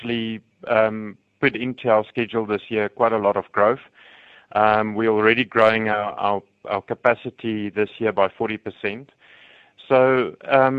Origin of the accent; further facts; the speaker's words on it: Free State, South Africa; now in Johannesburg, South Africa; I grew up in the Free State